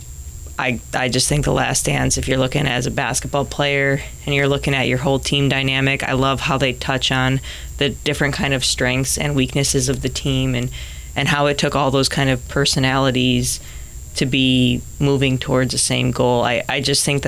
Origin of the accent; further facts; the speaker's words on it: Chicago, Illinois, United States; moved away as an adult; now in Hawaii, United States; Growing up in Chicago